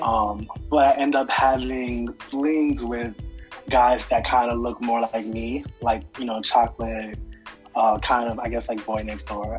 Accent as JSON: {"language": "English", "region": "Georgia", "country": "United States", "also_born_or_lived": "Mount Vernon, New York", "moved": "yes", "lives_now": "Harlem, United States", "said": "I'm from Georgia. I lived in Mount Vernon for a long time, ah, ah, and now I'm in ah. Harlem"}